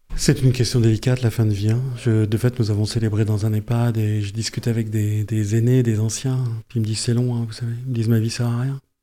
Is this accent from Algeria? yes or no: no; Yvelines, Île-de-France, France; moved away as an adult; also born or lived in Amiens; now in Pas-de-Calais, France; je viens des Yvelines